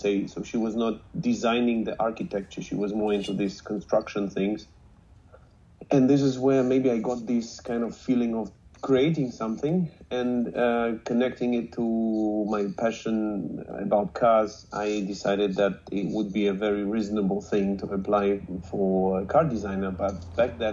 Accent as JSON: {"language": "English", "region": "Moscow", "country": "Russia", "tie": "born or raised there", "said": "I was born and raised in Moscow, in Russia"}